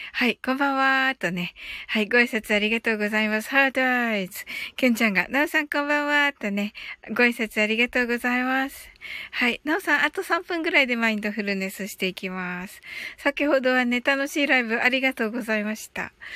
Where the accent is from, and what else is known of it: Kyushu, Japan